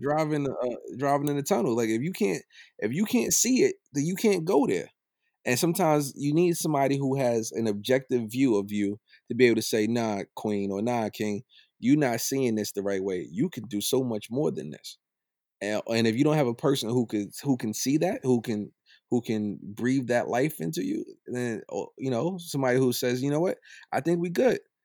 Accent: United States; I'm from Old Brooklyn.

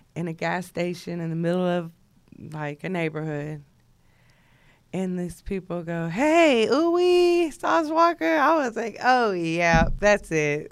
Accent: Jersey Village, Texas, United States; I'm from Jersey Village, Texas

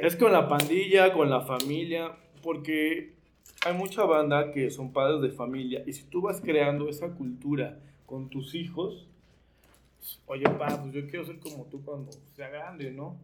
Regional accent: Nezahualcóyotl, State of Mexico, Mexico; Soy de Nesa

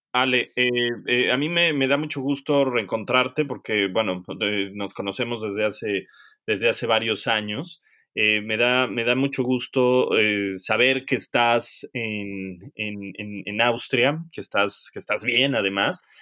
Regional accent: Mexico; also born or lived in England; now in United Kingdom; nosotros como mexicanos es cómo lo están haciendo en México porque allá tenemos familia

